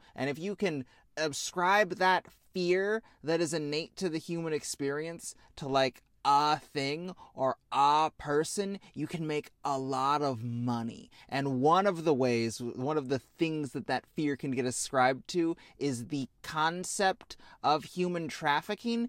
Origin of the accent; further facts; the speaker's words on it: Midwest, United States; we're both from the Midwest